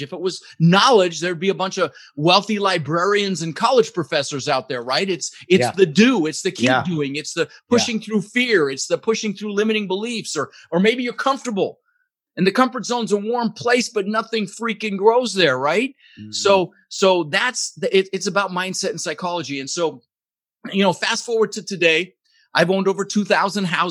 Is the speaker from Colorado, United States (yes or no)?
yes; Denver, Colorado, United States; also born or lived in Netherlands; Immigrated to this country when I was 6 years old with my brother Albert, my mother's Vantje. I was born in the Netherlands in Holland, you know, wooden shoes and windmills and ended up in Denver, Colorado, where I lived for 30 years.